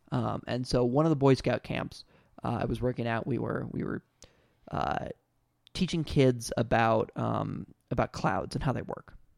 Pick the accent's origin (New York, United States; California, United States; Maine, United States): California, United States; I'm from California